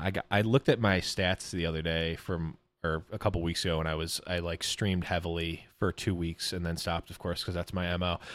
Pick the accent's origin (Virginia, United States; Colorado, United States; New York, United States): New York, United States; Buffalo; I'm from Buffalo, New York